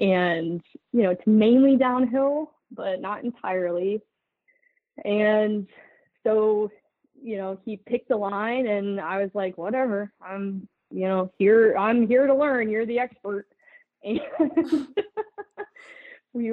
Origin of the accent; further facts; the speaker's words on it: Minnesota, United States; well, I grew up in Minnesota and I actually have never field quartered an animal.